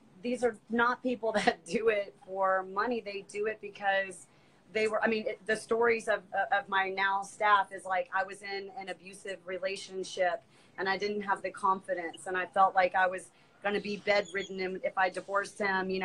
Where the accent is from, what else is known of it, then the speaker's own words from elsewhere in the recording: Alabama, United States; I'm from Alabama, so we're real Southern